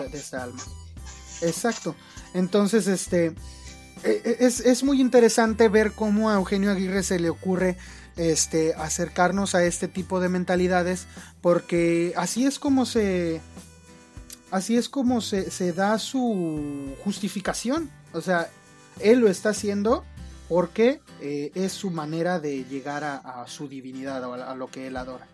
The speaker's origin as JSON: {"language": "Spanish", "country": "Mexico", "said": "mi país"}